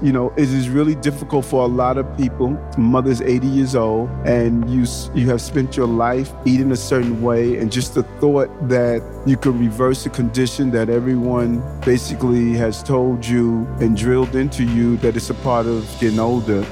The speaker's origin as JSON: {"language": "English", "town": "New York City", "region": "New York", "country": "United States", "tie": "born or raised there", "also_born_or_lived": "Brownsville, Brooklyn", "said": "I spent my middle years from the age of seven to twenty in Queens"}